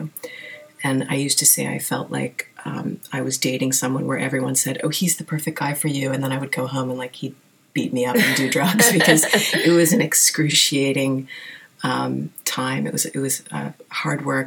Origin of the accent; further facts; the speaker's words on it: Wilmington, Delaware, United States; moved away as an adult; also born or lived in New York City; now in New York, United States; grew up in Wilmington, Delaware, kind of in the middle of nowhere